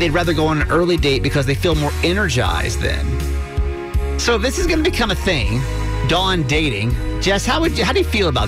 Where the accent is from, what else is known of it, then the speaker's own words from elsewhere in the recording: Columbia, Maryland, United States; I'm from Columbia